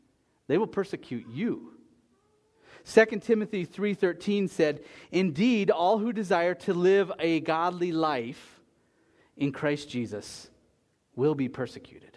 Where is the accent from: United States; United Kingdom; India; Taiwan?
United States; As an American